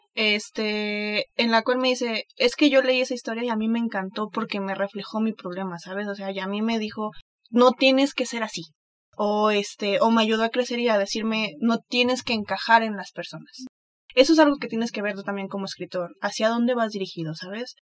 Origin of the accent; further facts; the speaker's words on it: Mexico; soy mexicana